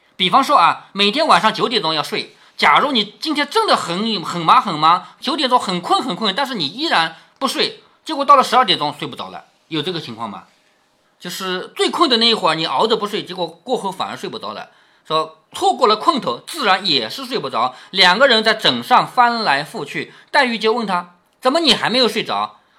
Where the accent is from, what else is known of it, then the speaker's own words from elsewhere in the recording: China; 我们中国人喜欢什么呢？天罡地煞